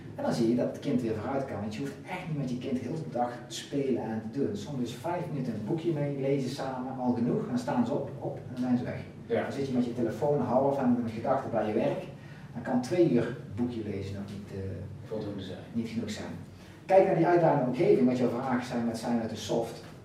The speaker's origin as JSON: {"language": "Dutch", "country": "Netherlands", "said": "wij als Nederlanders"}